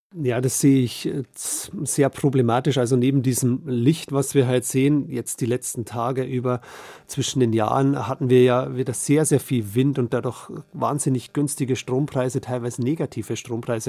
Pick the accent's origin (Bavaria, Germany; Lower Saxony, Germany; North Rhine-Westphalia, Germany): Bavaria, Germany; bei uns in Bayern